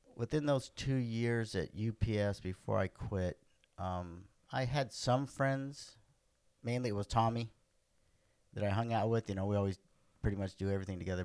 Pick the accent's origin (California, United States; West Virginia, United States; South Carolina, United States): California, United States; Los Angeles; also born or lived in Santa Monica, California; now in Orange County, United States; I grew up in Venice, California, till I was 14.